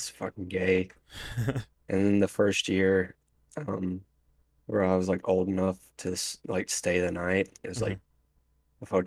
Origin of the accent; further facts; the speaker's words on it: Galax, Virginia, United States; my hometown being on Dateline